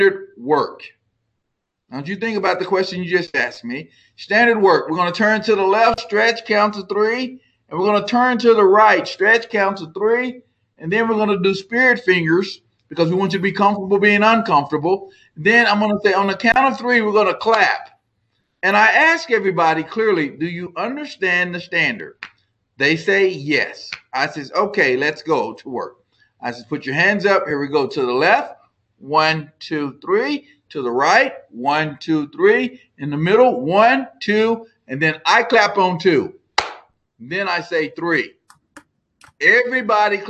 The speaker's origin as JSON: {"language": "English", "region": "Texas", "country": "United States", "said": "I'm from Texas"}